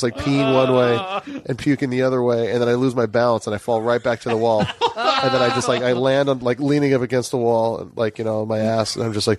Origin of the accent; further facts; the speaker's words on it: Hawaii, United States; moved away; I'm from Hawaii